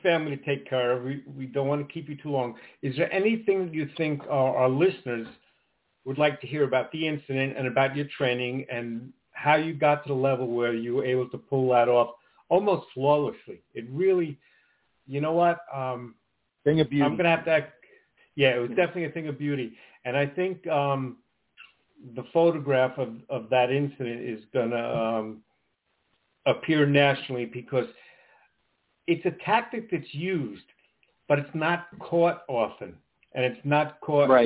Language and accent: English; Long Island, New York, United States; I'm from Long Island